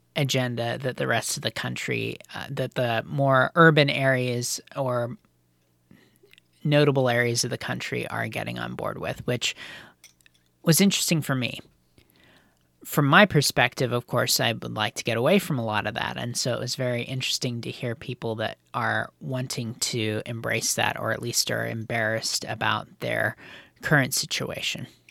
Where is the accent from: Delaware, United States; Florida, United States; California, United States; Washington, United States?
Washington, United States; being from Washington State